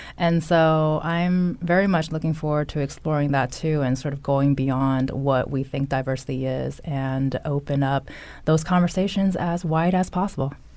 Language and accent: English; California, United States; accent: valley girl; now in Connecticut, United States; growing up in California